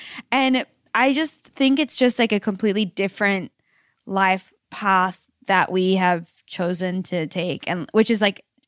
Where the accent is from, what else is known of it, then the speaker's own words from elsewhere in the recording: Sydney, New South Wales, Australia; I'm from Sydney.